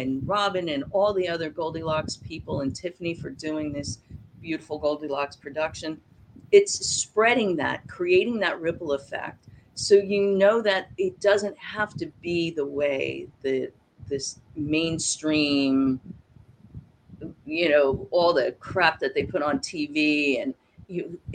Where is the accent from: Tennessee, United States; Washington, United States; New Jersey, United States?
New Jersey, United States; moved away; also born or lived in Florida; I was born in New Jersey also